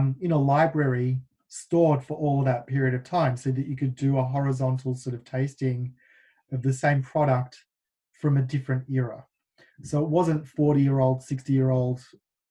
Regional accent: Melbourne, Victoria, Australia; moved away as an adult; now in United States; Melbourne, my hometown

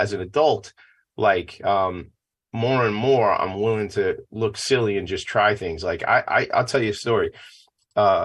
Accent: Franklin Square, New York, United States; I grew up in Franklin Square. We're neighbors.

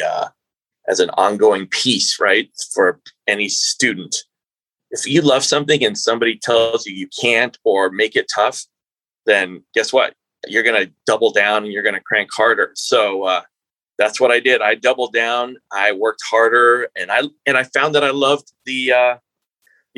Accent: New Mexico, United States; I'm from New Mexico

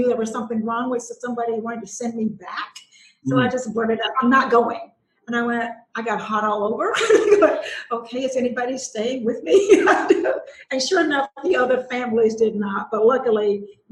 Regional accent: Willisville, Arkansas, United States; I grew up in South Arkansas in a little bitty school. It was Willisville High School

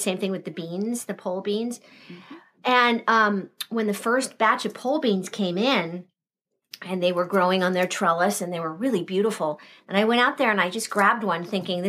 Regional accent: Southern California, United States; moved away as an adult; I grew up in Southern California. There's no water.

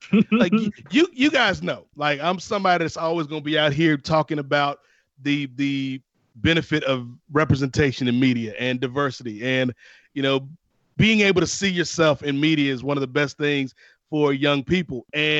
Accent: Virginia, United States; living in Virginia, growing up in Virginia, particularly when you talk about like the late 80s, early 90s into the NWO era.

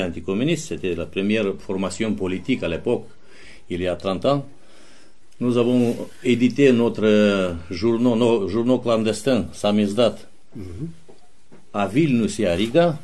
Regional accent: Chișinău, Moldova; French is a second language; je suis roumain et je suis sous l'occupation soviétique

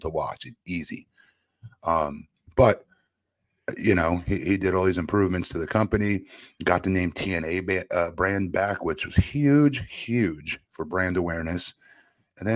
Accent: Florida, United States; here in my home state of Florida

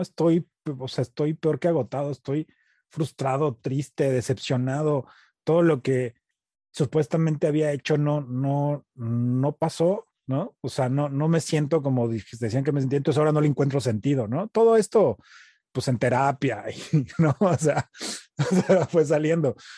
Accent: Mexico; also born or lived in United States; now in Los Angeles, United States; Nací en Estados Unidos, crecí en, México, crecí como mexicano

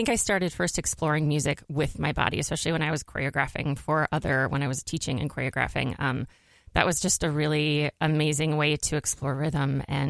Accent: Crookston, Minnesota, United States; I'm originally from Crookston, Minnesota.

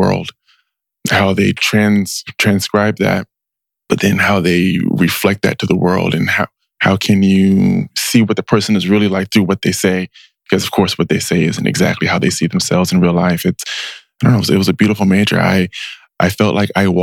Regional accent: Richmond, California, United States; I grew up in Richmond, spent the first 15 years of my life there

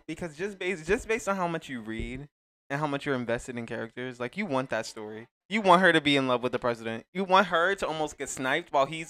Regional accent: Elizabeth, New Jersey, United States; I'm an English major. I'm from Elizabeth, New Jersey.

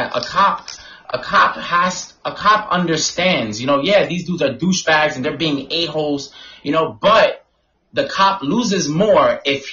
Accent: New York City, New York, United States; Growing up in the Bronx

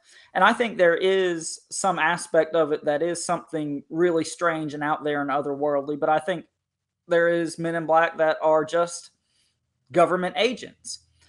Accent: North Carolina, United States; I grew up in Eastern North Carolina across the creek from a very large military institution.

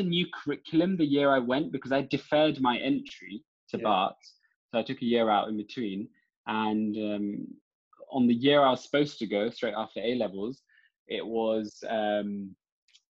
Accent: London, United Kingdom; born and raised in London

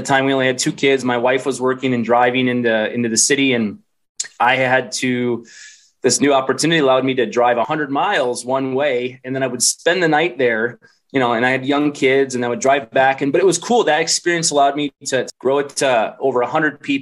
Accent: Iowa, United States; moved away as an adult; also born or lived in Minnesota; I'm a Midwest guy, grew up in small town in Iowa.

